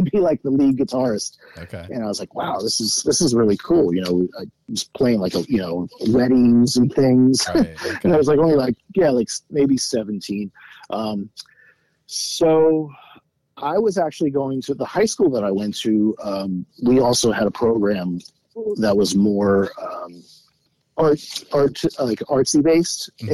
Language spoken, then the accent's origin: English; Great Neck, New York, United States; moved away; grew up in Great Neck, Long Island